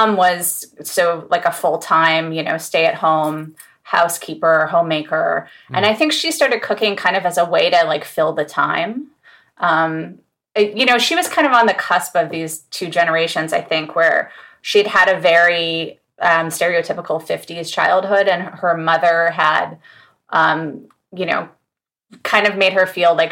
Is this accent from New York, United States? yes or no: no; Los Angeles, California, United States; moved away as an adult; I grew up in LA, in Studio City